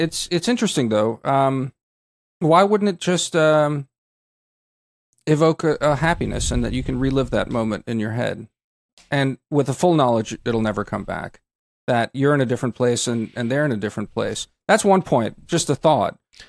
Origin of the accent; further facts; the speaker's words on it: Zadar, Zadar County, Croatia; but you know, I also like my hometown of Zadar, where you know, they have a home.